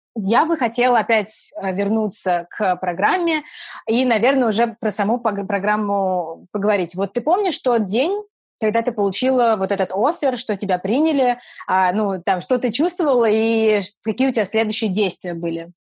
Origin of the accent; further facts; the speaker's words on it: Saratov, Saratov Oblast, Russia; мы обе из Саратова